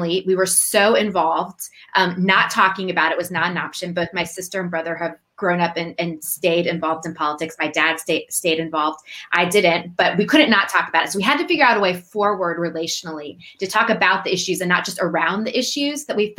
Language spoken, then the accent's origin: English; United States; I grew up just outside Washington, D.C.